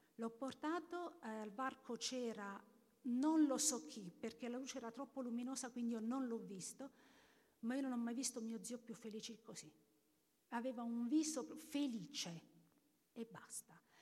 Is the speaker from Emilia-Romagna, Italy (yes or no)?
no; Abruzzo, Italy; nella mia regione, io vengo dall'Abruzzo